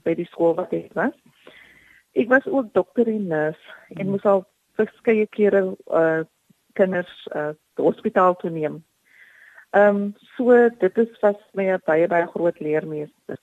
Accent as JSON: {"language": "Afrikaans", "town": "Paarl", "region": "Western Cape", "country": "South Africa", "tie": "born or raised there", "said": "Ek is oorspronklik van die Parel"}